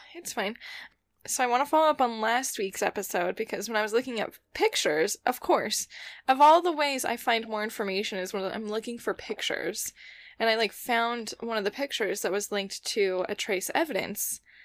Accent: about an hour's drive from Crestone, Colorado, United States; that's like an hour drive from my hometown

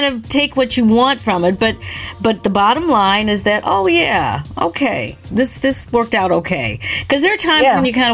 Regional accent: Michigan, United States; also born or lived in Ontario, Canada; I grew up in Michigan, and in Ontario

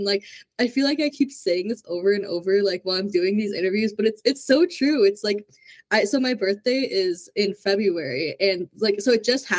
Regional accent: Minnesota, United States; So I'm from Minnesota and we are known for getting a lot of snow

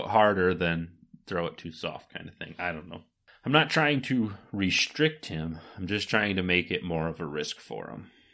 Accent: Michigan, United States; we're from Michigan, so naturally, we're gonna love a course that's, you know, in our home state

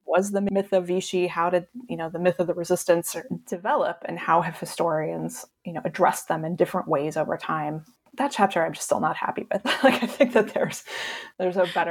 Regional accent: Cheyenne, Wyoming, United States; moved away; where I grew up in Cheyenne Wyoming which is like a dump

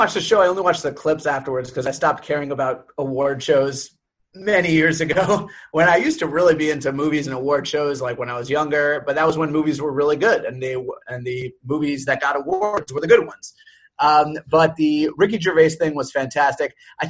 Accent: New York, United States; also born or lived in Long Island; I was born and raised in New York, and so being a conservative is not really something that happens when you're born and raised in New York, but I'm also a religious Jew, so it's a little more common amongst my people.

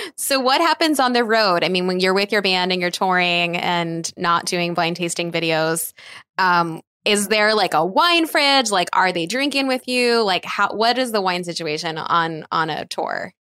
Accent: East Coast, United States; I grew up on the East Coast

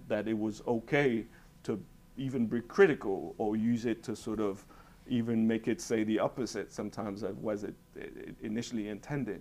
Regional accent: Switzerland; moved away; growing up in Switzerland and in Europe in particular

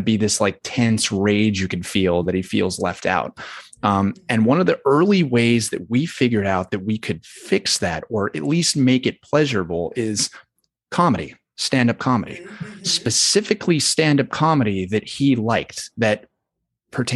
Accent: the South, United States; and I was raised, I grew up in the South

